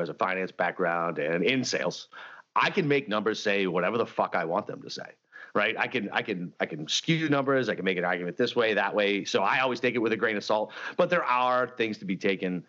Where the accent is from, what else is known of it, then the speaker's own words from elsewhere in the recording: New England, United States; moved away; where I grew up in New England